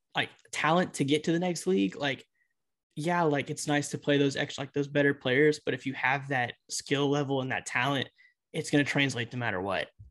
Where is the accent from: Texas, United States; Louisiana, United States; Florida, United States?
Texas, United States; Beaumont; we are both from Beaumont, Texas